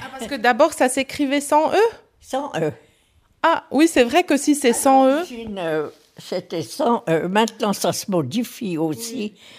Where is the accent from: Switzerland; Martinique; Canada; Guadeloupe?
Switzerland; Biel/Bienne, Bern; first language French; j'ai grandi à Bienne